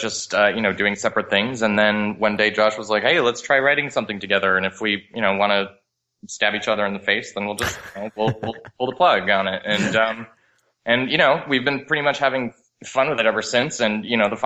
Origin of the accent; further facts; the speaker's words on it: Montreal, Quebec, Canada; I'm from Montreal originally. I was born and raised in Canada